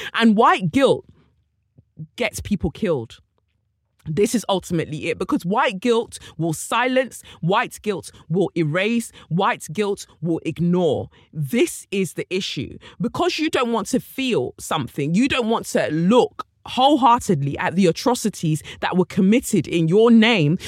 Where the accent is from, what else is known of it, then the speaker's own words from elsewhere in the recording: United Kingdom; I too am from Britain